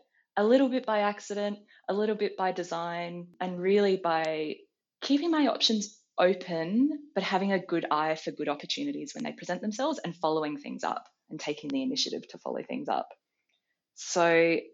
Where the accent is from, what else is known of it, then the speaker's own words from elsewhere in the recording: Adelaide, South Australia, Australia; I grew up in Adelaide, and I just, like everyone at 16, wanted to get out of Adelaide